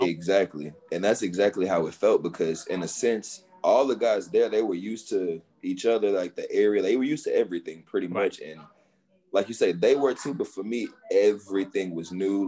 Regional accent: Houston, Texas, United States; I'm originally from Houston

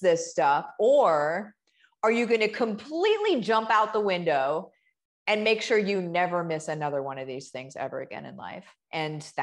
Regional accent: Central Illinois, United States; I grew up in Central Illinois, and okay. I grew up on a farm.

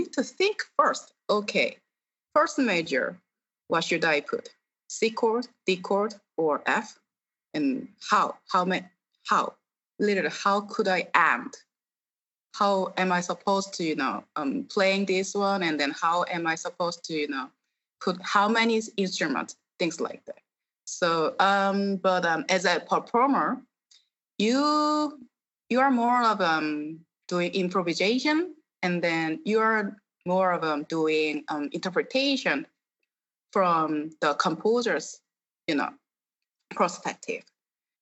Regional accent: South Korea; English is a second language; moved away as an adult; now in Los Angeles, United States; Actually, I am born and raised in Korea, and then now I'm living in LA since 2013

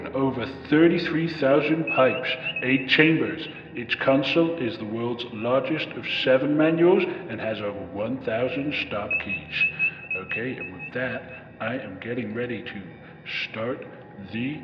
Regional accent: New York City, New York, United States; I'm from the Bronx

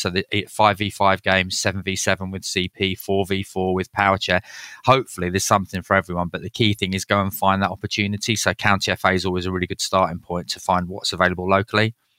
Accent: Leeds, Yorkshire and the Humber, United Kingdom; So I grew up in Leeds, which is a bit of a football mad city

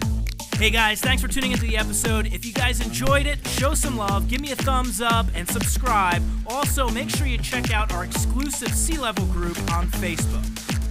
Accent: Bloomfield, New Jersey, United States; I'm from Jersey

